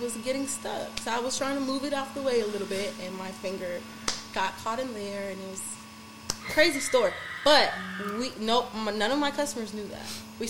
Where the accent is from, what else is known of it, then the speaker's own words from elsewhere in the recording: Louisiana, United States; I'm from Louisiana.